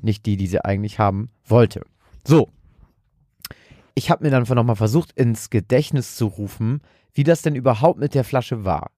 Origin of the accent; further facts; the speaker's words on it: Germany; als Deutscher